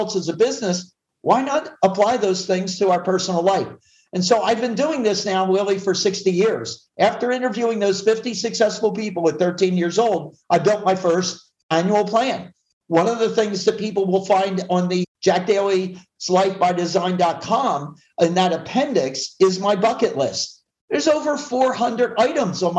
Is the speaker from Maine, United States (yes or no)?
no; Philadelphia, Pennsylvania, United States; now in Southern California, United States; I grew up in the Philly area where it's typically cold and nasty or hot and sweaty